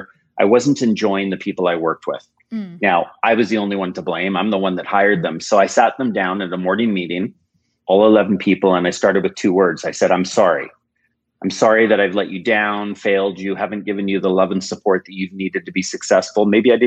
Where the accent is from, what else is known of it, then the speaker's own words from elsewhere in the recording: United States; born there; I was born in the United States.